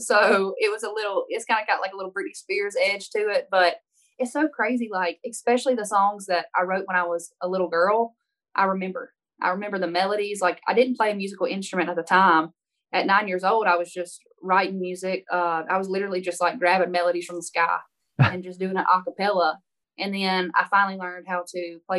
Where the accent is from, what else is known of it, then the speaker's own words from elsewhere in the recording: Baskin, Louisiana, United States; moved away as an adult; now in Nashville, United States; I'm from Northeast Louisiana, a little town of 300 people, 299 after I left.